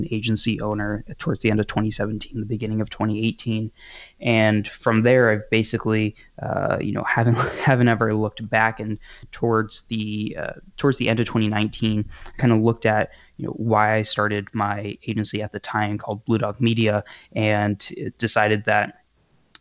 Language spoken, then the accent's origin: English; New Hampshire, United States; also born or lived in Massachusetts / New York; I'm currently in New Hampshire, essentially born and raised here. I was actually born in Mass and moved to New York for a bit, but I've been here since I've been five